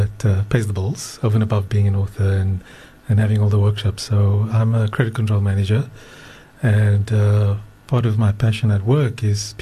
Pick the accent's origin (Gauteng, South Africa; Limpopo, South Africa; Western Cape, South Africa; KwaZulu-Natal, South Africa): Gauteng, South Africa; Johannesburg; moved away as an adult; now in Cape Town, South Africa; I was born in Cape Town, grew up in Johannesburg, and then after matric moved back to Cape Town, and been here ever